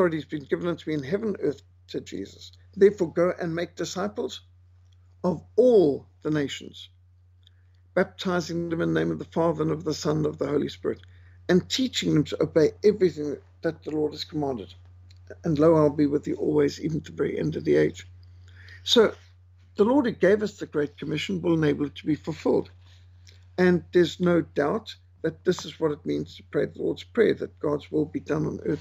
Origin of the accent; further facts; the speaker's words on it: Zimbabwe; also born or lived in South Africa; growing up in Rhodesia